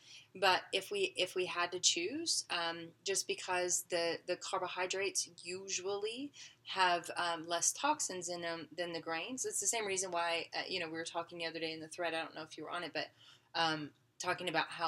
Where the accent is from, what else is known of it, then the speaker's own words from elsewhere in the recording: Arkansas, United States; I'm I'm from Arkansas.